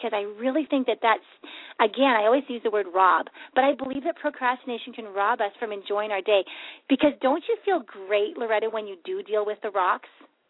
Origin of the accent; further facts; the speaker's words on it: Canada; this year, and I'm Canadian and U.S., And so it's confusing.